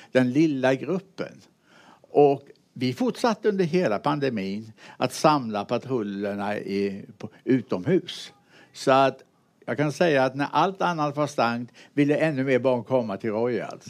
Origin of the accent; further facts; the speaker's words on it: Mullsjö, Jönköping County, Sweden; also born or lived in United States; jag är uppväxt i Mullsjö